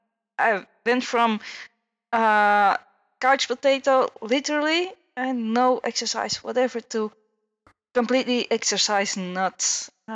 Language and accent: English; Antwerp, Flanders, Belgium; I'm from Belgium, Runner 5 from Belgium, Antwerp.